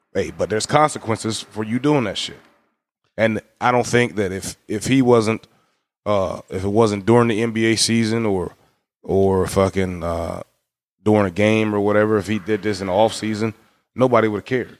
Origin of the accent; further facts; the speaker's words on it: United States; we as Americans, being an American is actually a privilege